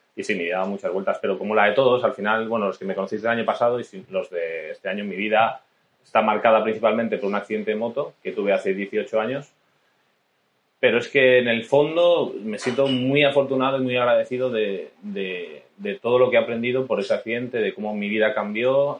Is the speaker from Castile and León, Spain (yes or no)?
yes; Salamanca, Castile and León, Spain; moved away; Cuando vivía en Salamanca era, bueno, estuve de nadador